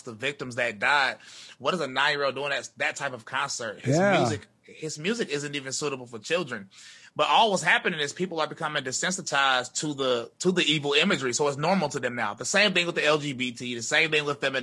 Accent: North Carolina, United States; I'm from North Carolina

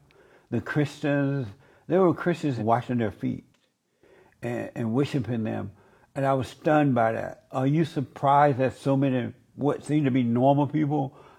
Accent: Alabama, United States; And I grew up in Alabama on a plantation.

